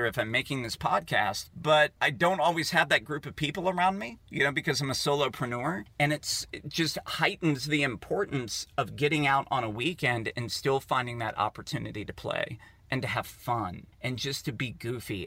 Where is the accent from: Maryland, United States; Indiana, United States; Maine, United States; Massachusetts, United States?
Maryland, United States; Poolesville; in Poolesville, Maryland, where I grew up